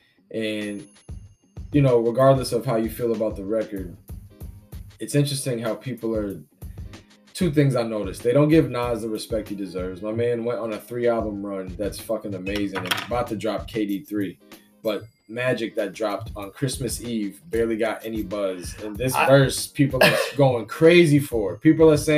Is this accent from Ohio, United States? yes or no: no; California, United States; now in Massachusetts, United States; I'm originally from Cali